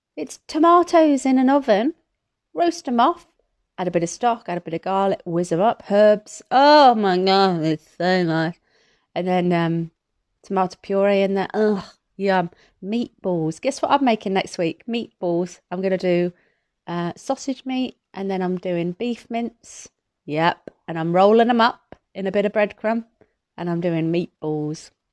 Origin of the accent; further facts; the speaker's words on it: Midlands, United Kingdom; I'm from the Midlands.